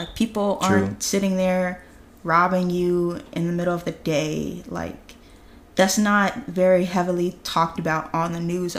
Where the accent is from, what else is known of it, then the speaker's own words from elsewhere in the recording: United States; I'm from America